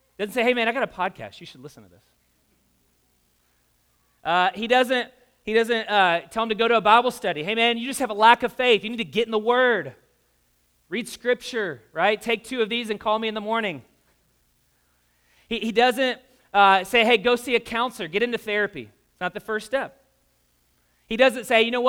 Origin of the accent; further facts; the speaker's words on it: the South, United States; I grew up in the South